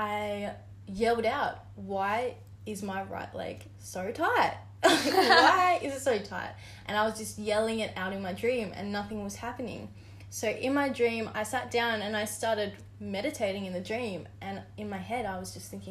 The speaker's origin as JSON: {"language": "English", "region": "Tasmania", "country": "Australia", "tie": "born or raised there", "said": "I grew up in Tassie"}